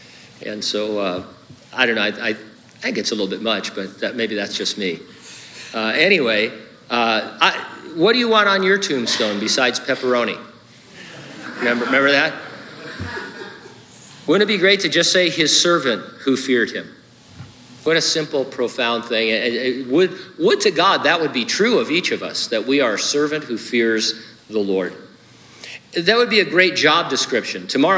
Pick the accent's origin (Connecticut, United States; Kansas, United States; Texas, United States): Connecticut, United States; born there; also born or lived in California; not my fault I was born in Connecticut and moved to California.